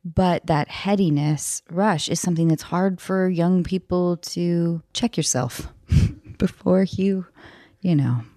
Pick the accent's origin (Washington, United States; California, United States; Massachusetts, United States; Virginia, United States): Washington, United States; north of Seattle; moved away; I was back in my hometown north of Seattle